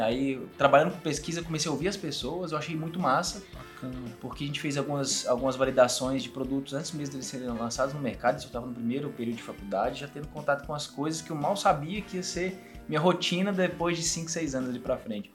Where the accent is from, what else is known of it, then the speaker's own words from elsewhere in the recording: Patos de Minas, Minas Gerais, Brazil; moved away as an adult; also born or lived in Belo Horizonte; eu sou de Patos de Minas, igual você falou, entrei na universidade lá